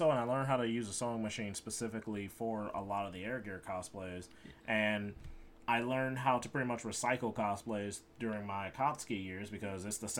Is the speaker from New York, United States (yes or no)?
no; Chicago, Illinois, United States; I'm from Chicago.